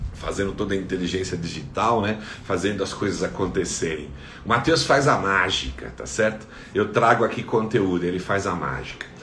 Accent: São Paulo, Brazil; Sou aqui da cidade de São Paulo

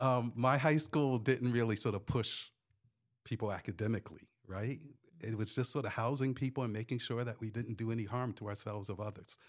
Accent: northern New Jersey, United States; moved away; also born or lived in New York; I grew up in New Jersey, uh, northern New Jersey, uh, did a little bit of time in New York

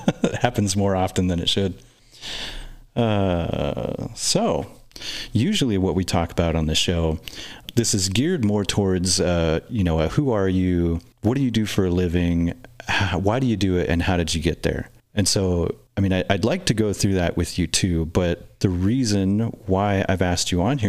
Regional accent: Wallace, Idaho, United States; also born or lived in Everett, Washington; growing up in Wallace, I had always heard that it had kind of like a seedy underbelly, you know, but we moved there in 91, 92. I was like 7 years old

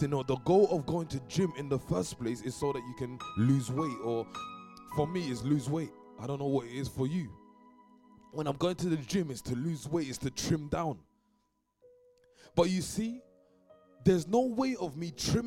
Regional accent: London, United Kingdom; because I'm from East London

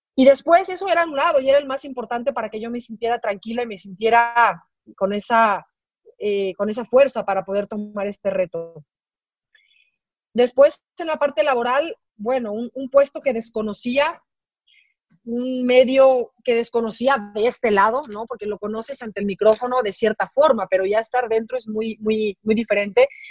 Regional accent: Mexico City, Mexico; moved away as an adult; now in Guadalajara, Mexico; las personas que somos de la Ciudad de México y que hemos vivido ahí, bueno, por lo menos la mayor parte de nuestras vidas

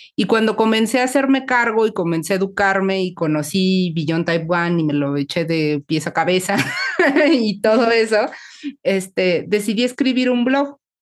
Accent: Mexico City, Mexico; las dos somos mexicanas y somos como de la Ciudad de México

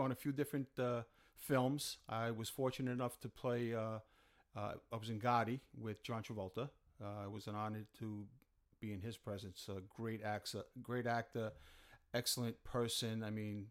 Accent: Long Island, New York, United States; also born or lived in Brooklyn, New York; I was born in Brooklyn and moved to Long Island and was raised in Long Island

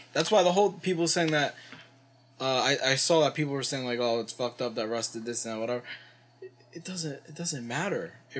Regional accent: Long Island, New York, United States; And we're from Long Island.

